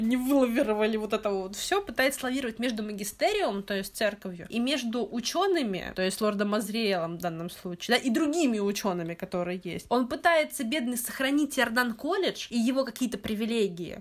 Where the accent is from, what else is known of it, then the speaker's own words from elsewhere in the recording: Central Black Earth Region, Russia; я из Черноземья, Даня тоже, и у нас э, в нулевых, по крайней мере, не знаю, как в 90-х, но в нулевых точно э, был такой магазин «Книга Мир». И вот именно там мне большая часть книг, которые у меня были в детстве, и покупалась